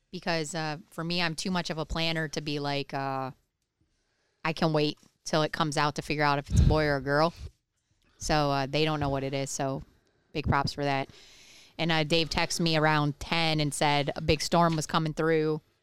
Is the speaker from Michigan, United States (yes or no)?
yes; Michigan, United States; now in Ohio, United States; I grew up in Michigan